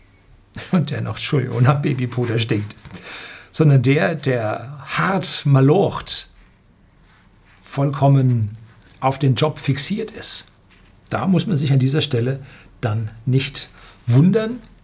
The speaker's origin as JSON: {"language": "German", "country": "Germany", "said": "Bei uns in Deutschland hat man für den Studiengang Luft- und Raumfahrttechnik, ich habe den studiert"}